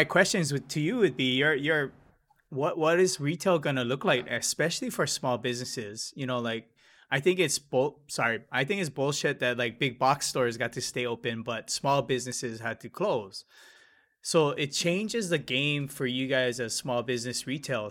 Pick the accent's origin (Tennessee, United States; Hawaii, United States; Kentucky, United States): Hawaii, United States; Hilo; I'm from Hilo.